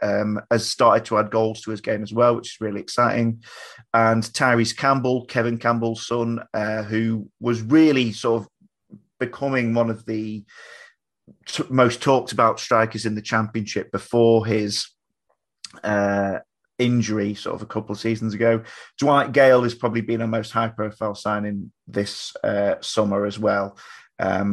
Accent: Blackpool, North West England, United Kingdom; also born or lived in Lancaster; I'm from the Fylde coast originally. So I'm born in Blackpool.

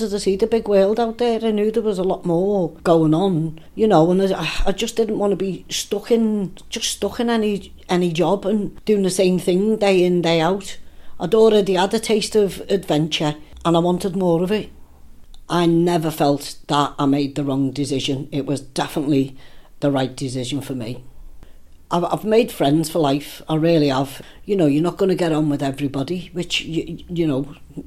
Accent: Liverpool, North West England, United Kingdom; moved away as an adult; now in Lancaster, United Kingdom; I'm originally born and bred in Liverpool, and I moved to Lancaster 2 years ago

